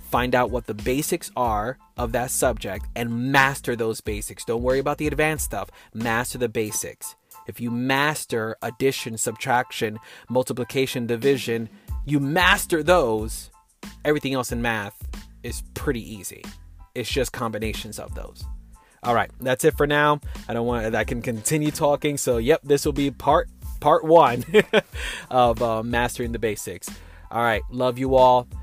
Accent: New York City, New York, United States; first language English; moved away as an adult; now in Texas, United States; I'm from New York City, and my family bloodline is from Puerto Rico, but I didn't grow up with Spanish as my first language. I'm American. I'm a New Yorker now that now lives in Texas

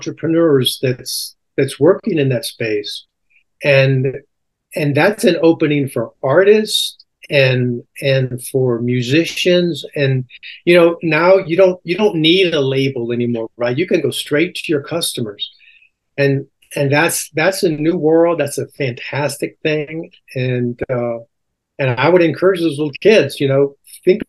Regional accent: Alexandria, Louisiana, United States; also born or lived in Baton Rouge, Louisiana; I grew up in Alexandria, Louisiana.

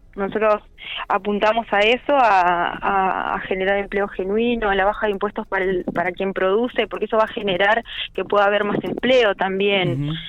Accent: La Pampa, Argentina; como argentinos y como pampeanos

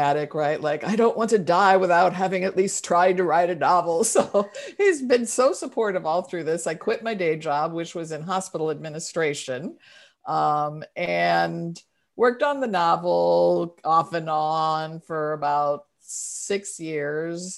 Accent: St. Louis, Missouri, United States; now in Oakland, United States; I live in Oakland, California, though I'm originally from St. Louis, but we've lived here since 1978

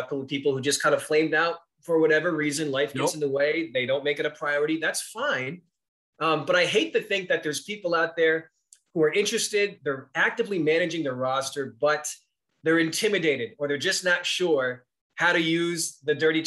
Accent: New England, United States; growing up in New England

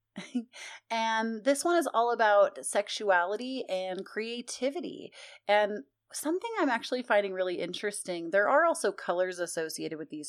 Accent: United States; I'm so American it hurts sometimes

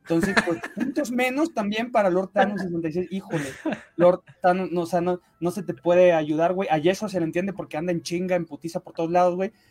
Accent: Mexico; eh, evidentemente yo soy orgullosamente mexicano, señores

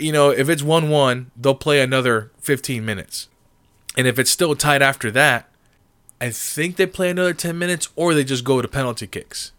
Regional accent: Springfield, Massachusetts, United States; I was born in Springfield, Massachusetts

